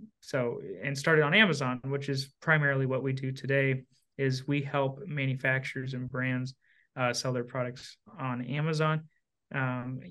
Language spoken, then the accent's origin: English; Southern Indiana, United States; I'm from Southern Indiana, right across the river from Louisville, Kentucky.